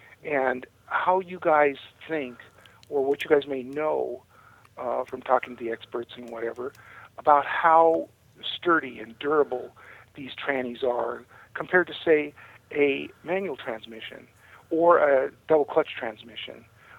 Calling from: Sedona, Arizona, United States; Hey, guys. … I'm from Sedona, Arizona.

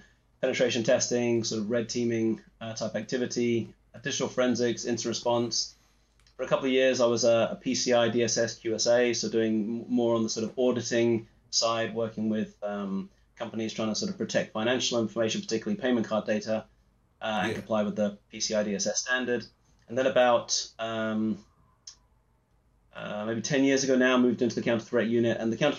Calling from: Edinburgh, Scotland, United Kingdom; I'm coming in from Edinburgh, Scotland.

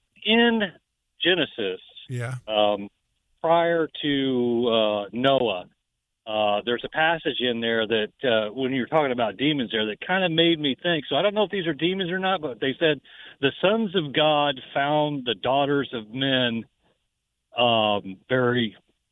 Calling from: Jacksonville, Florida, United States

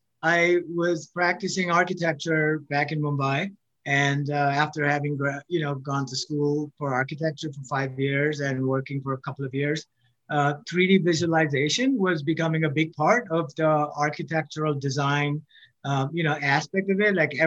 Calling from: Pennsylvania, United States; Right now I'm in Pennsylvania.

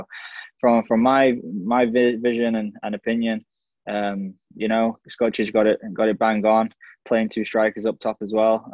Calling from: Belfast, Northern Ireland, United Kingdom; I'm joining from Belfast uh, in Northern Ireland, so uh, thanks for having me on.

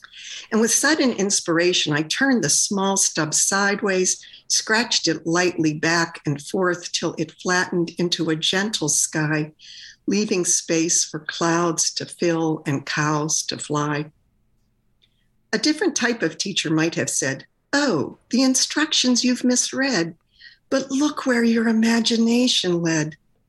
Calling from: Pittsburgh, Pennsylvania, United States; Pittsburgh, Pennsylvania.

